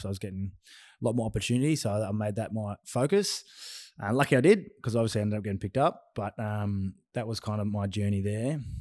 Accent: Myrtleford, Victoria, Australia; I'm a small country town man, um, from Myrtleford, which is Northeast Victoria

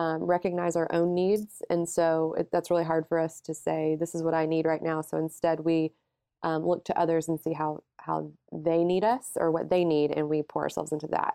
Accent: Alabama, United States; moved away as an adult; now in Houston, United States; I'm from Alabama.

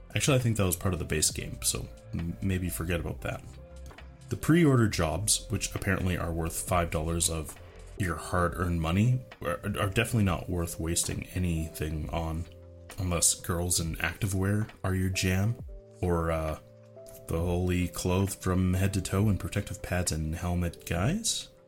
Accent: Canada; as a Canadian

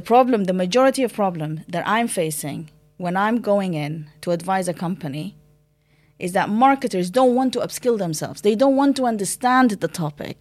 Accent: Sudan; moved away; I'm originally from Sudan

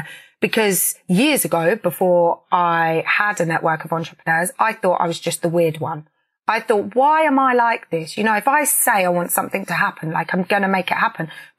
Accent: Peterborough, East of England, United Kingdom; where I grew up in Peterborough

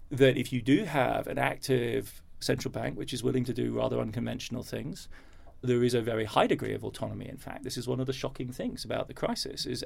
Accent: Germany; now in New York, United States; I sound English and I have a UK passport. I grew up in Germany, so I'm in a rather unfortunate

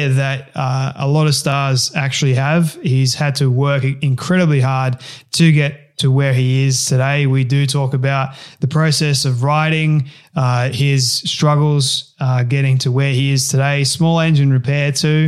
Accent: Sydney, New South Wales, Australia; I'm from Sydney

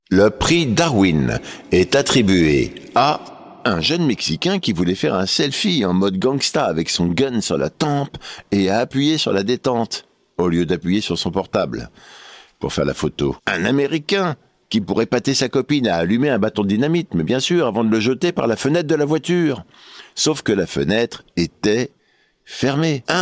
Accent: Auvergne-Rhône-Alpes, France; l'autre jour, j'étais chez moi dans mon bled en Auvergne

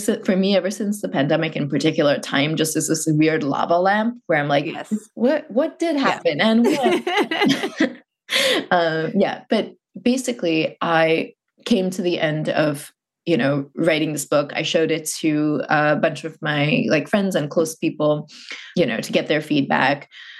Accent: Muscat, Oman; I grew up in a very particular place and context. I grew up in Muscat, Oman.

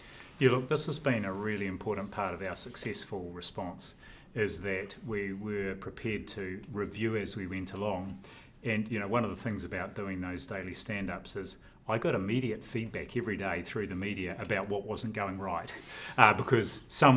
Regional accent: Tawa, Wellington, New Zealand; also born or lived in Napier, Hawke's Bay / Auckland; First 6 years of my life in Marae Nui, Napier. Then shifted to Tawa

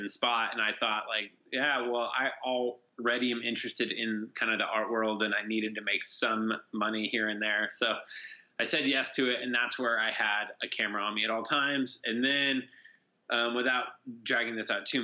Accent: Bishop, California, United States; I grew up in Bishop, California

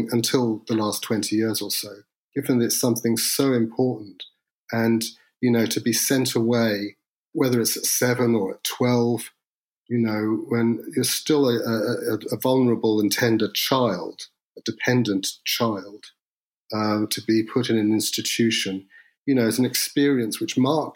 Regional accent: United Kingdom; as a Brit

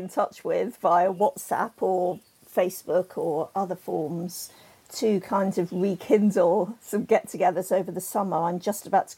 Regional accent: Plymouth, South West England, United Kingdom; also born or lived in Totnes; I moved there from Plymouth, where I was born, which is about 25 miles away.

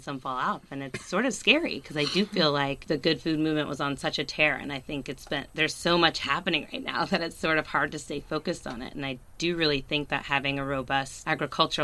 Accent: Wisconsin, United States; now in Berkeley, United States; I'm originally from Wisconsin, so the cheese really is in my veins

